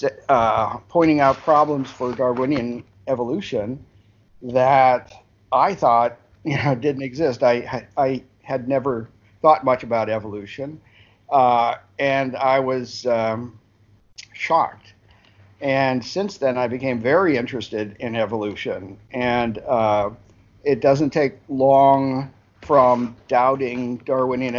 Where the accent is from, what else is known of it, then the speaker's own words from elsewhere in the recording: Harrisburg, Pennsylvania, United States; I was born in Pennsylvania too, so I haven't traveled very far from where I was born. I was raised in Harrisburg